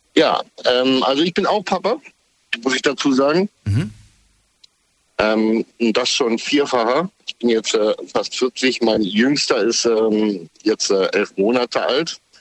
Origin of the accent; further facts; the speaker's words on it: East Germany, Germany; now in Kamen, Germany; ich komm aus der DDR